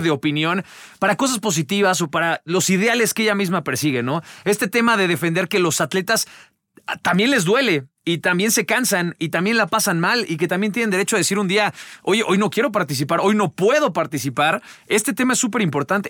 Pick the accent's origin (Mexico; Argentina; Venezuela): Mexico; como mexicanos